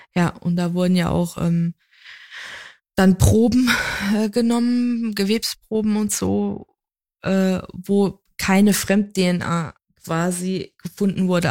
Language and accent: German; Saarland, Germany; ich ja halt gebürtige Saarländerin bin